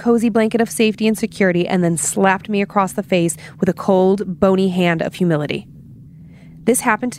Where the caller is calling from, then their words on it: Denver, Colorado, United States; Okay. Hello, Dan and Lindsay and the rest of the staff at Scared to Death. … I'm from Denver, Colorado.